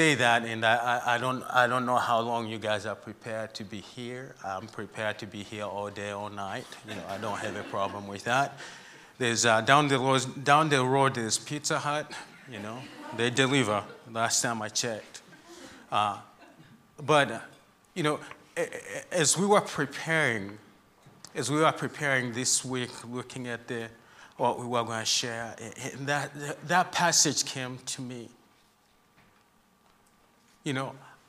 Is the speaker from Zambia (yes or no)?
yes; Zambia; moved away; I'm from Zambia, that's where I grew up, and that's where my heart is